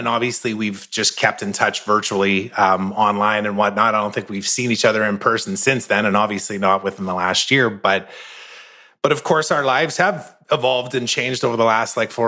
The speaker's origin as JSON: {"language": "English", "town": "Saskatoon", "region": "Saskatchewan", "country": "Canada", "tie": "born or raised there", "said": "in Saskatoon, Saskatchewan, which is my hometown"}